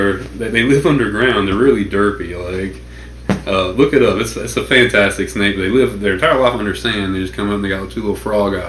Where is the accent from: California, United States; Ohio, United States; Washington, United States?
California, United States; Stockton; there's a 3,000-acre hunting club that I grew up on out in Stockton, my whole family